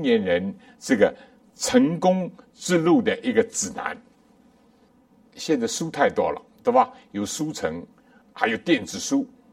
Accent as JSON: {"language": "Chinese", "country": "China", "said": "我们中国人也讲"}